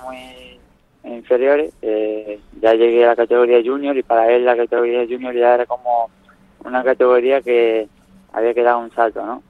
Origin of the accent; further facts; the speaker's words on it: Nerja, Andalusia, Spain; Nerja, mi pueblo